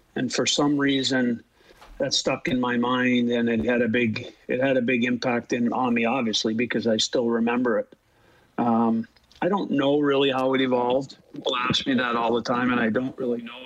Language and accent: English; Canada; being Canadian